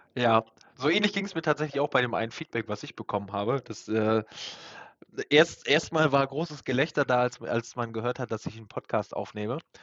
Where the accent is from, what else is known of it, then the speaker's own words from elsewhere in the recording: Germany; wir Deutschen